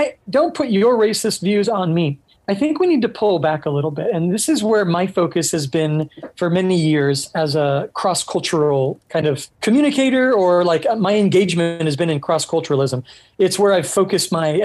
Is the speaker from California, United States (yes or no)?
yes; Orange County, California, United States; also born or lived in Hungary; now in San Diego, United States; I grew up in Orange County, California, and that culture is the normal